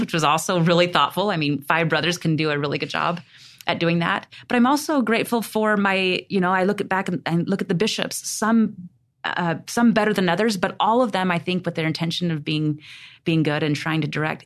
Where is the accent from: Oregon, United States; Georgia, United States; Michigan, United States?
Oregon, United States; I was raised in Oregon